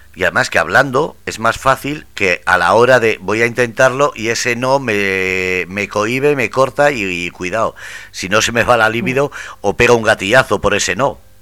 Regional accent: Ermua, Basque Country, Spain; mi pueblo, en Nermua

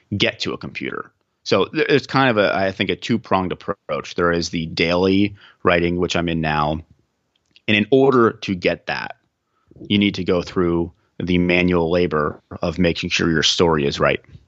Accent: Central Pennsylvania, United States; I'm from the Central Pennsylvania region

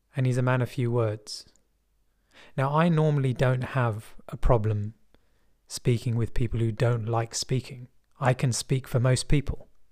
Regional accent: London, United Kingdom; I'm from West London. And people in West London speak like this. there isn't really a heavy accent

